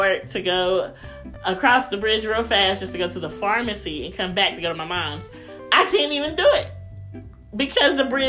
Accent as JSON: {"language": "English", "town": "Louisville", "region": "Kentucky", "country": "United States", "tie": "born or raised there", "moved": "as an adult", "lives_now": "Indiana, United States", "said": "I am from Louisville, okay? I lived in Louisville, grew up in Louisville, went to school in Louisville. My first job was in Louisville, okay?"}